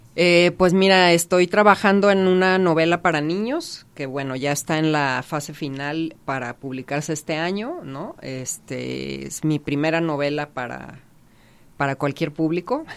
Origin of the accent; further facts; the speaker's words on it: Mazatlán, Sinaloa, Mexico; ubicado en Mazatlán, que es de donde, de donde yo soy